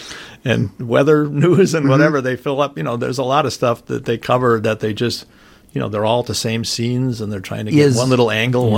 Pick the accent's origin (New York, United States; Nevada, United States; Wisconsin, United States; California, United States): Wisconsin, United States; Milwaukee; I was born in Milwaukee's sort of birth factory, St. Joe's Hospital. Mm-hmm. Grew up in my first 6 years near 34th and North Avenue. Then when I was six, we moved out near Capitol Court.